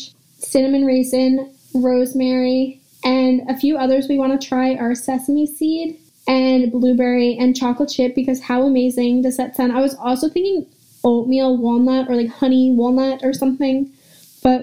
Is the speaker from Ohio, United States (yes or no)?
no; Long Island, New York, United States; I'm from Long Island